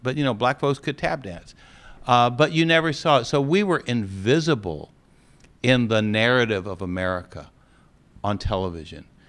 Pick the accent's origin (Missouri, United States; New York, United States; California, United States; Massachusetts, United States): California, United States; Los Angeles; now in Atlanta, United States; I was growing up in Los Angeles, California, close to the movie industry